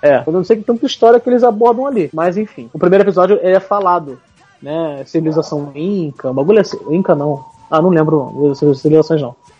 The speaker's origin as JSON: {"language": "Portuguese", "region": "Rio de Janeiro", "country": "Brazil", "said": "são tudo carioca"}